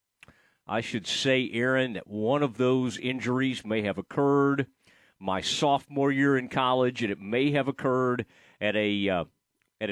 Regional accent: Kaufman, Texas, United States; my hometown of Kaufman, Texas

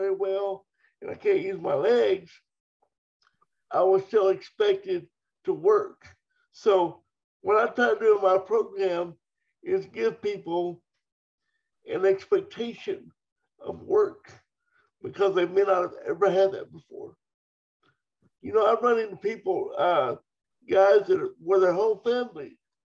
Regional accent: Dover, Oklahoma, United States; growing up in Oklahoma. I grew up on a farm

